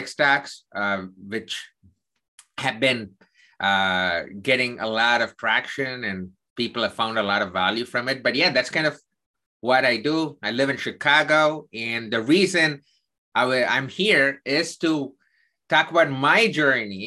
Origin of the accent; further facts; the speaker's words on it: South India, India; I'm Indian. I grew up in the southern part of India.